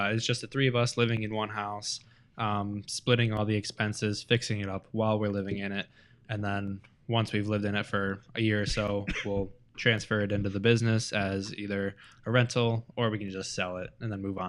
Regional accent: Bad Axe, Michigan, United States; We're all from Bad Axe, Michigan, up in the thumb.

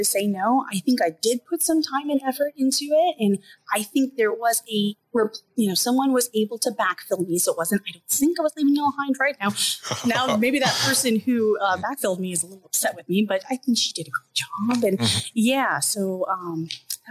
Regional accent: Orlando, Florida, United States; I'm from Orlando, Florida, and the school is the University of South Florida in Tampa.

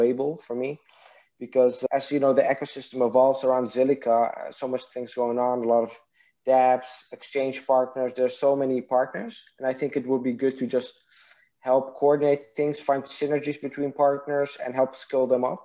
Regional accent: Netherlands; English is a second language; also born or lived in Iraq; raised in Netherlands.

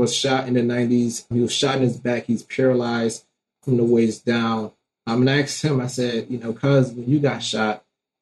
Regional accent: Detroit, Michigan, United States; growing up in Detroit, Michigan

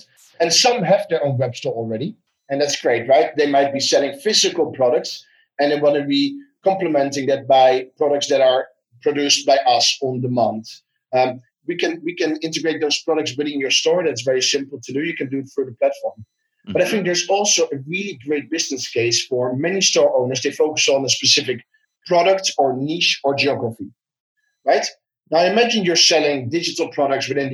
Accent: Netherlands; I'm from the Netherlands

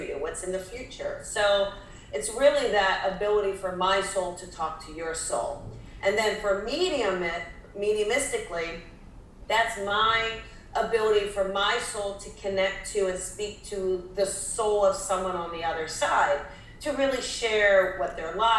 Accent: New Jersey, United States; I'm from New Jersey.

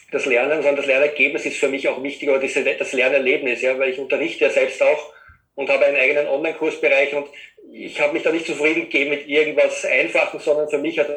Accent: Vienna, Austria; ich komme aus Österreich, aus dem Raum Wien.

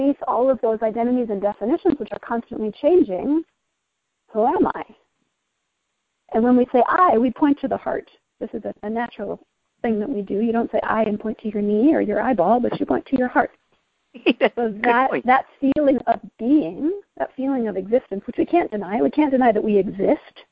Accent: United States; we're both American

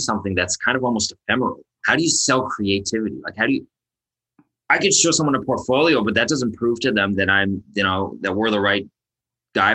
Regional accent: Toronto, Ontario, Canada; moved away as an adult; now in Israel; I'm from Toronto, Canada

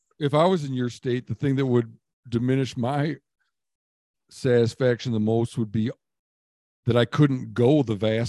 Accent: Michigan, United States; Then I'd focus a bit on my home state of Michigan

